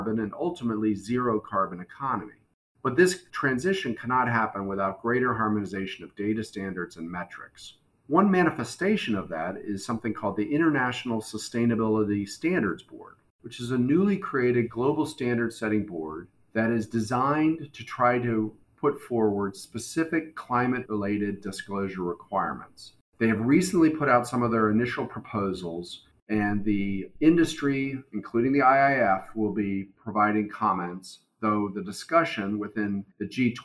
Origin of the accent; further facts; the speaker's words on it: United States; I am an American